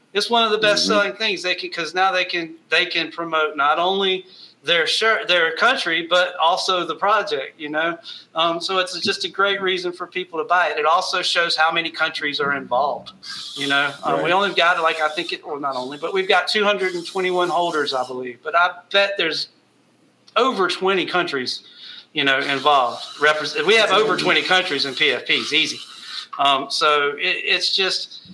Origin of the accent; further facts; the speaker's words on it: United States; we're all from the United States